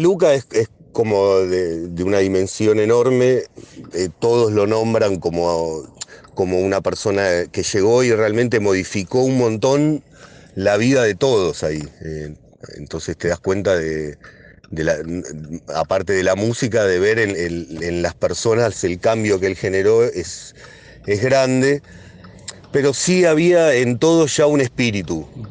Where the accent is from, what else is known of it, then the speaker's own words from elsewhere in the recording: Hurlingham, Buenos Aires Province, Argentina; como somos de Burlingame